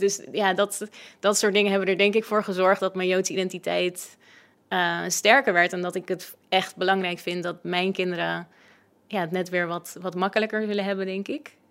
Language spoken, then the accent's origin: Dutch; West Friesland, North Holland, Netherlands; Ik ben zelf opgegroeid in de Medina in eh, West-Friesland